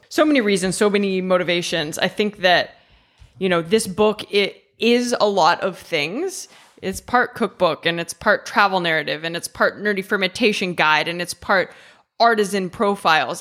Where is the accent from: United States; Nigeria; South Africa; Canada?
United States; Ohio; also born or lived in England; now in Italy; I'm from the Midwest. I'm from Ohio